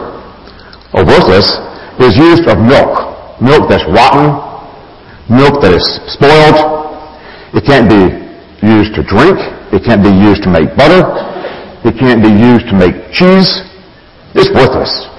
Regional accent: Alabama, United States; a farm boy, raised in Alabama, meat and potatoes guy

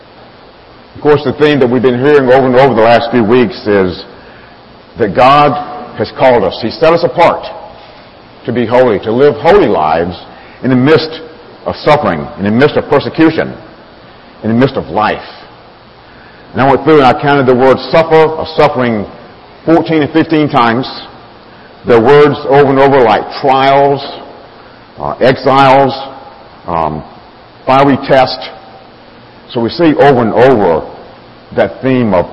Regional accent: Alabama, United States; moved away; I grew up down south in Alabama, raised on a farm

